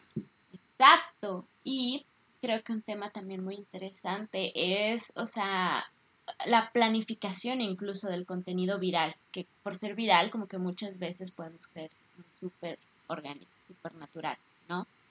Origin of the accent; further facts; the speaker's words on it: Mexico; como mexicanos